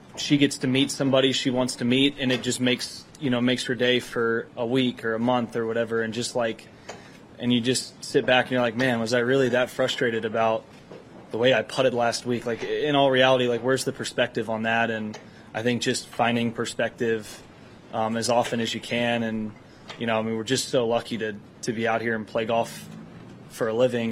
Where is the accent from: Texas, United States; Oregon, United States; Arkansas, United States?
Texas, United States; being a Texan